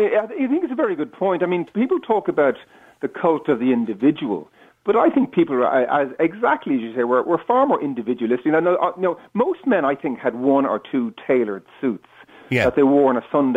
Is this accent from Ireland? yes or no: yes; Dublin, Leinster, Ireland; I grew up in Dublin, in the 60s and 70s.